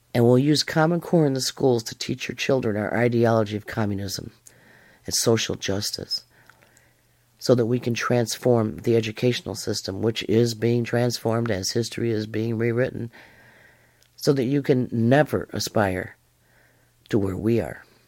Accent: Western New York, United States; now in Alabama, United States; I'm in Alabama now, but I was brought up in Western New York.

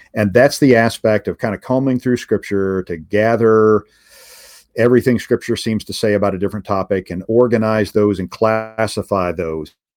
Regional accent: United States; as an American

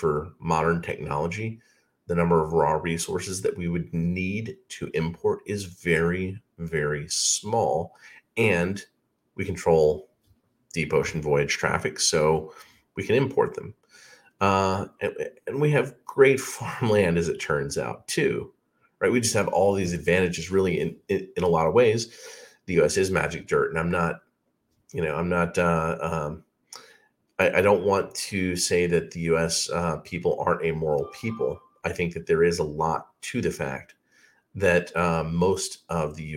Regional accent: Alabama, United States; I grew up in Alabama

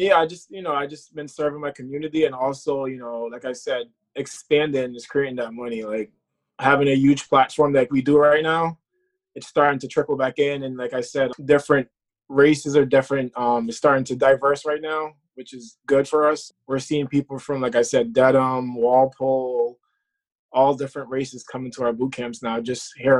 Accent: Kingston, Jamaica; moved away; I'm from Kingston, Jamaica.

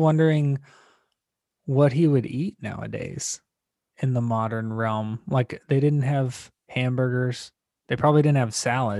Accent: Tampa, Florida, United States; I grew up in Tampa, Florida

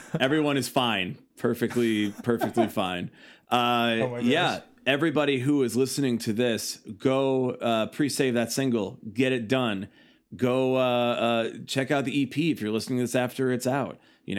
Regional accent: Louisiana, United States; for Los Angeles, and I'm like, no, Louisiana.

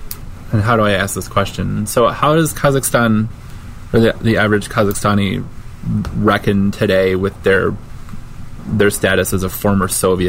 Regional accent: United States; I'm not here as an American

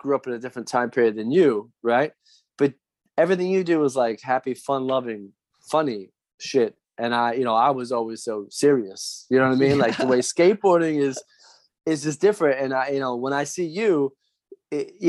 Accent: New Jersey, United States; I grew up in South Jersey

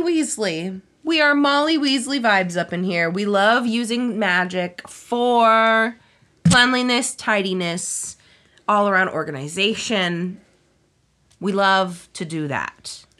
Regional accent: Houston, Texas, United States; born or raised there

